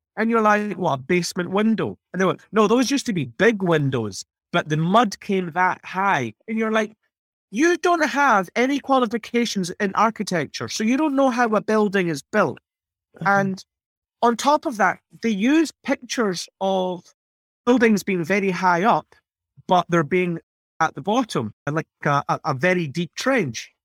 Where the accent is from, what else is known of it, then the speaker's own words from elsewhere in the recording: United Kingdom; moved away; I grew up in Margaret Thatcher's Britain